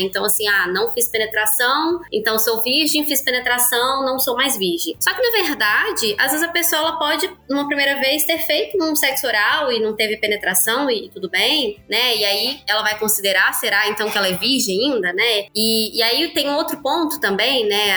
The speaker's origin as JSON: {"language": "Portuguese", "town": "Belo Horizonte", "region": "Minas Gerais", "country": "Brazil", "said": "sou aqui de Belo Horizonte, Minas também, sou psicóloga"}